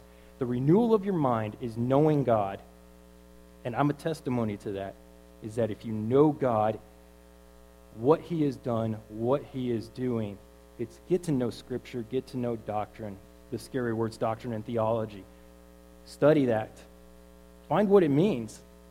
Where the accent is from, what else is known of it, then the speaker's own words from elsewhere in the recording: Killeen, Texas, United States; I grew up in Killeen, so I'm going to put it how we talk out there.